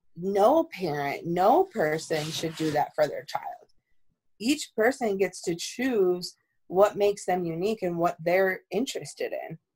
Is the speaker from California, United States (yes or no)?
no; East Amherst, New York, United States; we came all the way from East Amherst the suburbs to the city